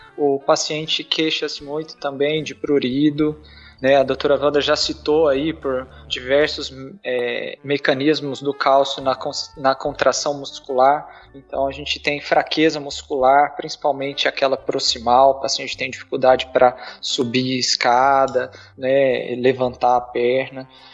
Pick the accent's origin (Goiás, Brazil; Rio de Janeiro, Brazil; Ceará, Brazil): Goiás, Brazil; also born or lived in Ribeirão Preto; já voltei para minha cidade é, em Goiás